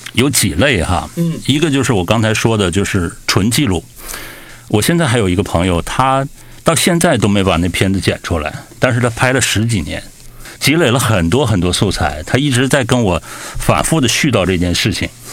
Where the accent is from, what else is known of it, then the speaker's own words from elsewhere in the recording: northern China, China; moved away; 我小的时候在北方生活